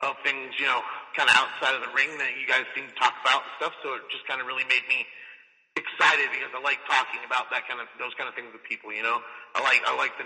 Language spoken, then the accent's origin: English; northern Denver metro area, Colorado, United States; I actually grew up in, all throughout the little northern Denver metro area. So like Westminster, Thornton, North Glen area is where I spent